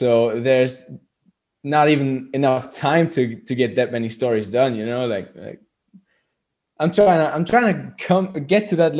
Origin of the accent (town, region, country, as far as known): Austria